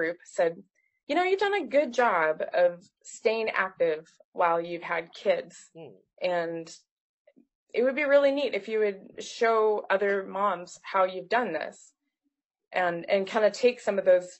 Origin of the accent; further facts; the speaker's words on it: Nova Scotia, Canada; I grew up in Nova Scotia in Canada.